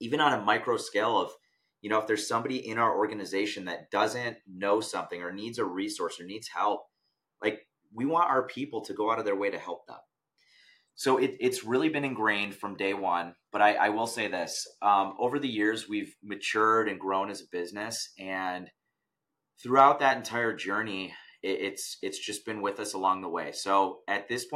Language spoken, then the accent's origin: English; United States; I was born in America